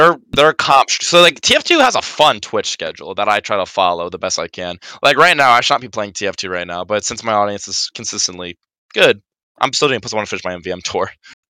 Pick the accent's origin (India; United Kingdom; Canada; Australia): United Kingdom; British, you know, being British people, and it's fun, you know.